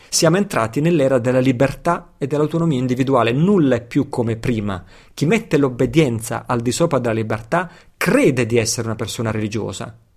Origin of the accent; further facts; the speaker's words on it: Italy; nato e cresciuto in Occidente, nato e cresciuto in Italia